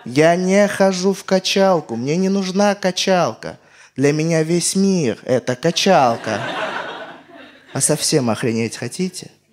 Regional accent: Armenia; я армянин

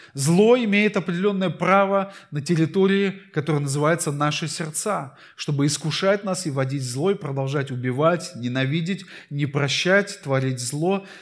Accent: Saint Petersburg, Russia; я родился в Питере

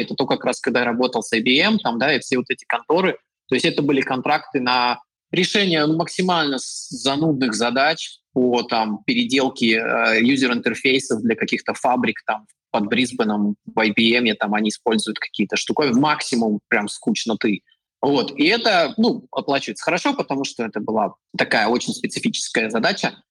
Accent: Ufa, Bashkortostan, Russia; moved away as an adult; also born or lived in Novosibirsk, Russia / China / New Zealand / Chile; now in Poland; я жил в России, там я а, родился и вырос, и потом я учился в Новосибирске

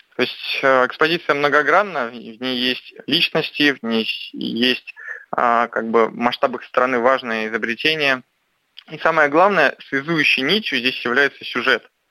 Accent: near Saint Petersburg, Leningrad Oblast, Russia; я родился под Петербургом

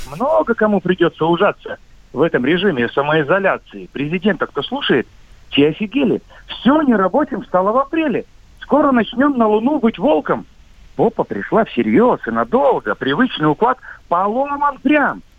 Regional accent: Khabarovsk, Khabarovsk Krai, Russia; Да, так точно, Дальний Восток, Хабаровск.

